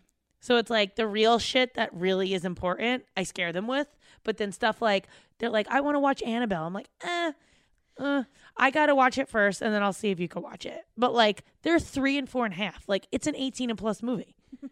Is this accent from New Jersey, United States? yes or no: yes; New Jersey, United States; And I grew up in Jersey.